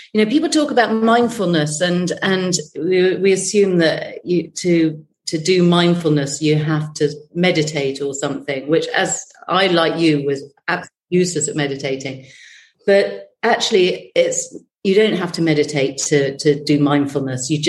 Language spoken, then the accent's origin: English; United Kingdom; we're British